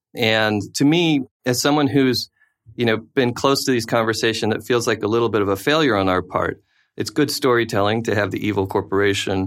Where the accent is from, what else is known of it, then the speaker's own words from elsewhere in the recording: United States; also born or lived in South Africa; being American abroad during the George W. Bush presidency